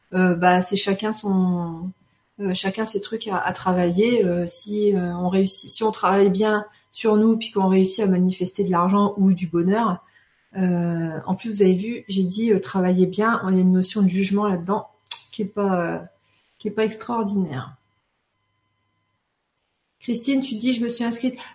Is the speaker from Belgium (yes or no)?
yes; Belgium; Lénie, ouf, je suis belge. Nous, on a voté pour la bière et le chocolat.